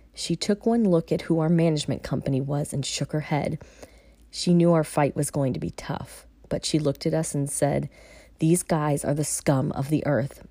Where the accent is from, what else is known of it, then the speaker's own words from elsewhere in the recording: Virginia, United States; moved away as an adult; Moving back to V A is never something I thought I would do. While I'm still adjusting to a new way of life, I have definitely found a rhythm and am truly starting to embrace being back in my hometown